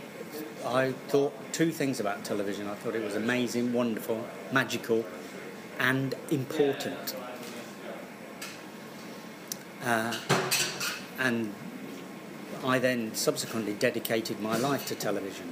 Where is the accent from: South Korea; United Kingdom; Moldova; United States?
United Kingdom; Coventry, West Midlands; I grew up in Coventry, sometimes difficult upbringing